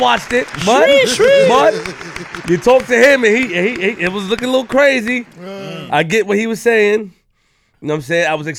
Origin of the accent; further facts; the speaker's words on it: New York City, New York, United States; I'm from Queens. Yo